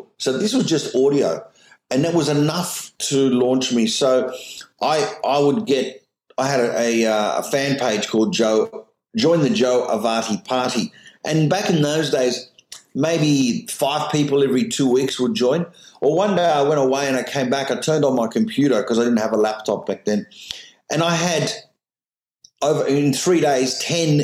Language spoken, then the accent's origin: English; Australia; I'm just an Australian comedian who's successful around the world